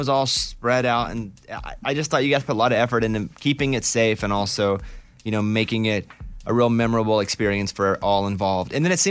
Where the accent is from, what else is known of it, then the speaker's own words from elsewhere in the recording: Arkansas, United States; But here's the situation that I grew up in and am in now. I am from Arkansas. Nobody ever says anything nice about us.